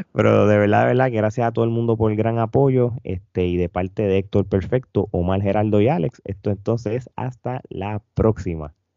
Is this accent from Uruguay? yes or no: no; Puerto Rico; nosotros como boricua